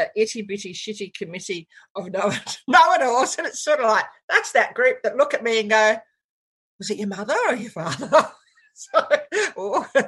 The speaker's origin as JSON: {"language": "English", "region": "Penang", "country": "Malaysia", "tie": "born or raised there", "moved": "yes", "said": "I was born in Penang. In Malaysia."}